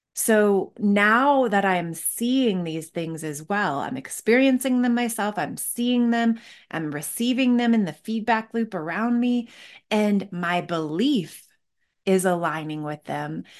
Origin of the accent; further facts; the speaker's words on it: Northville, Michigan, United States; moved away as an adult; also born or lived in Seattle; now in Denver, United States; I grew up in Northville, Michigan